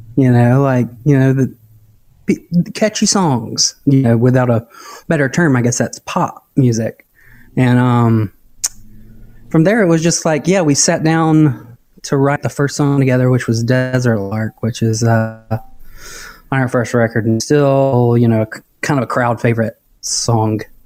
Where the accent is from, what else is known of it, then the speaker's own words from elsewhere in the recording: Dothan, Alabama, United States; moved away as an adult; also born or lived in Auburn, Alabama / Orlando, Florida; now in Nashville, United States; It's a town, Dothan, Alabama, and uh, yeah, grew up there.